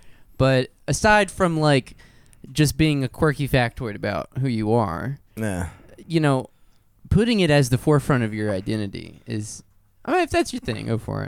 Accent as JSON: {"language": "English", "region": "New Mexico", "country": "United States", "said": "Like, listen, I'm from Eastern New Mexico. You don't understand. We've got, it's culturally, it's Greater Appalachia."}